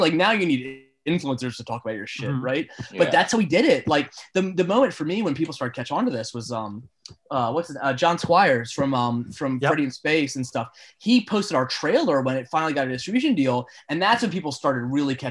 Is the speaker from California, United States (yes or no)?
no; Baltimore, Maryland, United States; I grew up in Baltimore. I mean, I still live in Baltimore